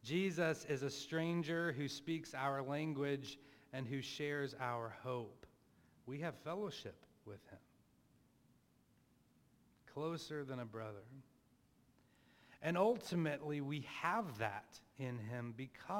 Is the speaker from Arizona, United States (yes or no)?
no; Plano, Texas, United States; I grew up in Plano, Texas as a, upper middle class white guy